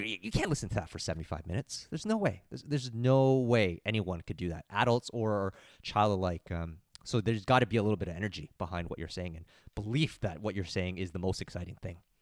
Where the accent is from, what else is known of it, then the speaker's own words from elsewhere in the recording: Mississauga, Ontario, Canada; I don't live too far away. I'm from Mississauga.